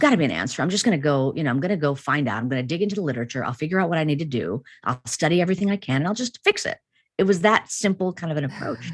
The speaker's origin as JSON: {"language": "English", "town": "Chicago", "region": "Illinois", "country": "United States", "tie": "born or raised there", "said": "I grew up in an Indian family in the United States, in, in Chicago"}